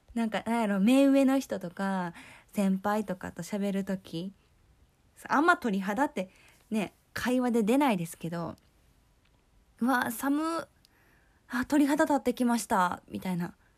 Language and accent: Japanese; Kyoto, Japan; accent: Kansai dialect; 私は京都出身、京都育ちなんですけれども